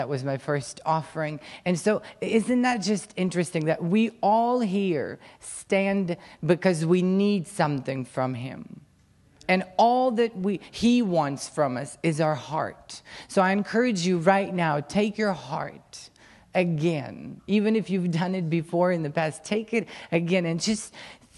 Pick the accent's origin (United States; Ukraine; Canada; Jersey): Ukraine; English is a second language; I'm Ukrainian, I was born in Ukraine, raised in Ukraine, and lived there my whole life.